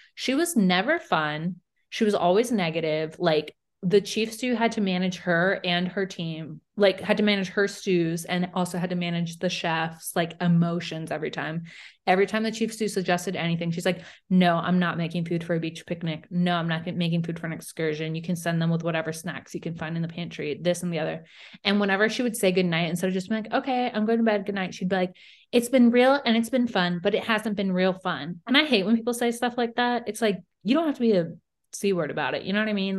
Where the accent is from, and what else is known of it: Mid-Atlantic, United States